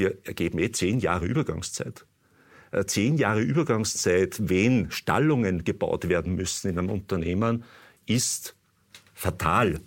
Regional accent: Austria; bei uns in Österreich

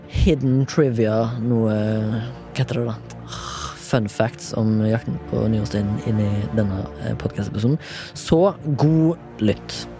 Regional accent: Haugesund, Rogaland, Norway; now in Oslo, Norway; Jeg er 34 år. Jeg er fra Haugesund.

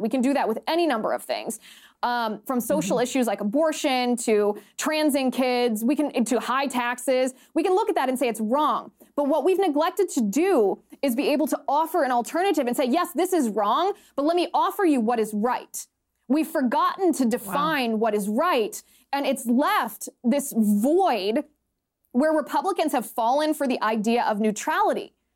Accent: United States; we as as American citizens are

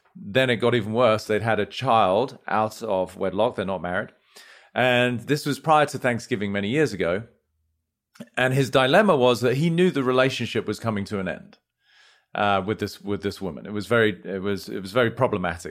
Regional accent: United Kingdom; moved away as an adult; now in United States; as domicile Brit, you know, we were brought up in a sort of relatively reserved way

